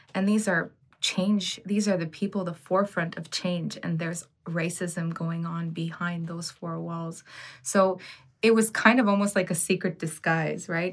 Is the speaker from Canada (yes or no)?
yes; Ottawa, Ontario, Canada; growing up in Ottawa